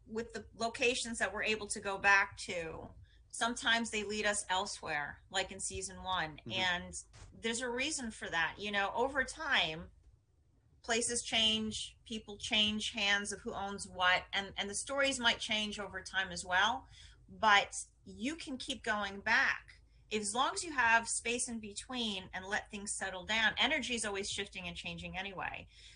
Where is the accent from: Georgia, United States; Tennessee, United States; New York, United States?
New York, United States; New York City; growing up in Manhattan